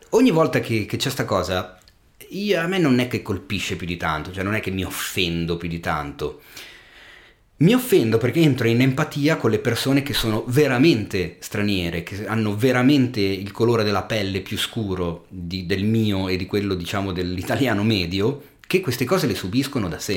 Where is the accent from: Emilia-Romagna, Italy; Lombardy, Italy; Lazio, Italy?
Lombardy, Italy; Milan; sono del Giambellino